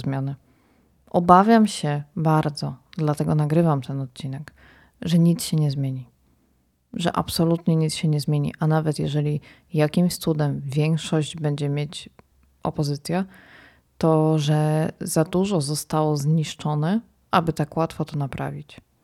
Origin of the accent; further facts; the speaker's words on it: Poland; jestem z Polski